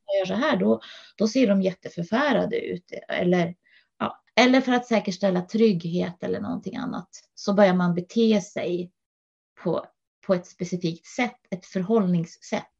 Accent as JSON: {"language": "Swedish", "region": "Norrland", "country": "Sweden", "moved": "yes", "lives_now": "Huddinge, Sweden", "said": "jag är eh, ursprungligen från Norrland"}